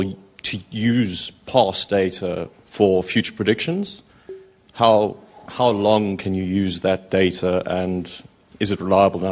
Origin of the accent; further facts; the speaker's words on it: South Africa; I'm from South Africa.